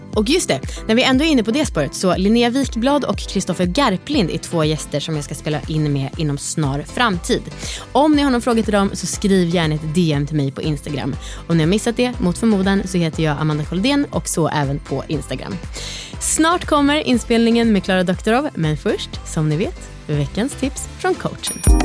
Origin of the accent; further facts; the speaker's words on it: Sweden; vi som svenskar